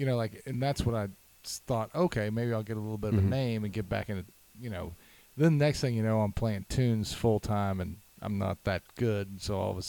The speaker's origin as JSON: {"language": "English", "town": "San Antonio", "region": "Texas", "country": "United States", "said": "I'm from San Antonio."}